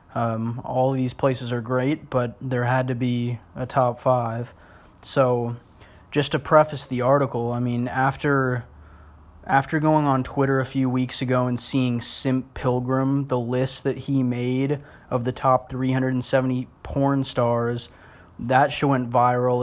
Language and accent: English; Portland, United States; now in Los Angeles, United States; growing up in Portland